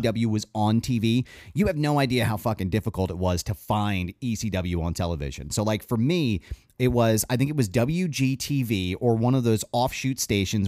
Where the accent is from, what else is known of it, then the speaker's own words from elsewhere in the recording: Philadelphia, Pennsylvania, United States; we're from the Philly area